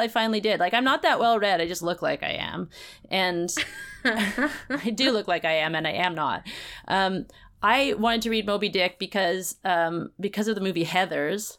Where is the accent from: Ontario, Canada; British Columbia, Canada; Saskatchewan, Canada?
British Columbia, Canada; Vancouver; I grew up in Vancouver